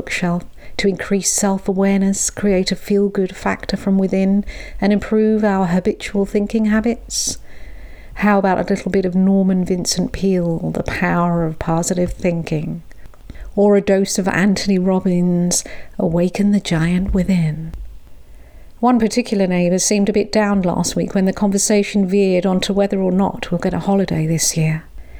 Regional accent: London, United Kingdom; Growing up in London, I wasn't really in touch with nature. I was an urban girl, and even at that tender age was more acquainted with the intricacies of city life, like shopping on Oxford Street or meandering around the Natural History Museum.

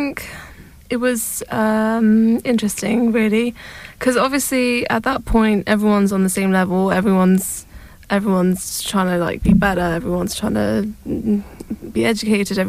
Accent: London, United Kingdom; we moved from London to a northern part of London

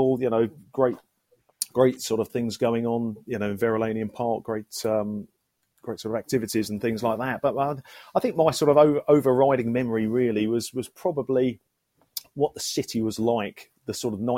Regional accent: St Albans, East of England, United Kingdom; I was born at home in Butterfield Lane, you know, 44 years ago, and have lived here all my life ever since

